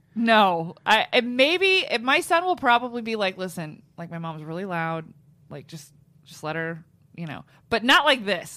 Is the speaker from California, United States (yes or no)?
yes; Los Angeles, California, United States; That's where I grew up. My hometown